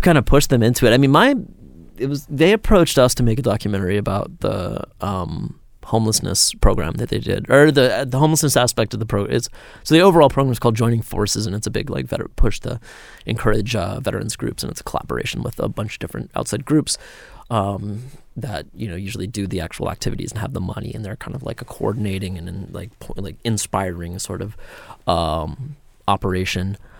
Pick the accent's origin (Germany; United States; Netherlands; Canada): United States; outside Atlanta, Georgia; I grew up twenty minutes outside of Atlanta